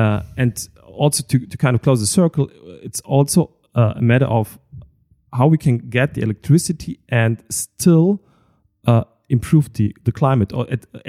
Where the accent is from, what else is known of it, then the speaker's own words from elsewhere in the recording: Moers, North Rhine-Westphalia, Germany; English is a second language; I don't know, I'm coming from Moers.